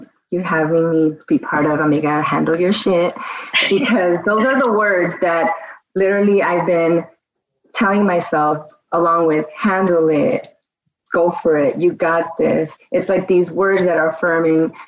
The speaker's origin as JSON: {"language": "English", "town": "Glendale", "region": "California", "country": "United States", "tie": "born or raised there", "also_born_or_lived": "Hollywood, California / Downey, California / Las Vegas, Nevada / North Hollywood, California", "said": "we were raised in Glendale"}